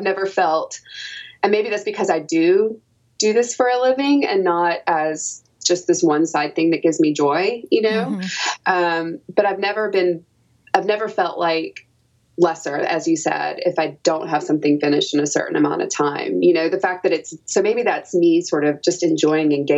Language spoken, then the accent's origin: English; Knoxville, Tennessee, United States; I grew up in Knoxville, Tennessee, where I was attending the University